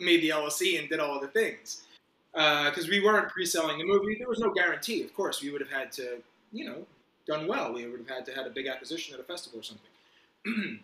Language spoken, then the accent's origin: English; Fort Lee, New Jersey, United States; moved away as an adult; also born or lived in Los Angeles, United States / Manhattan, New York, United States; now in New York, United States; I grew up right around here, Fort Lee, New Jersey, so right over the George Washington Bridge